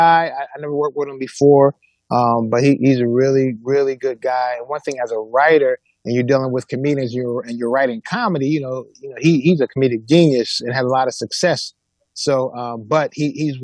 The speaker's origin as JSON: {"language": "English", "town": "Philadelphia", "region": "Pennsylvania", "country": "United States", "tie": "born or raised there", "said": "growing up in Philly with six boys, no girls"}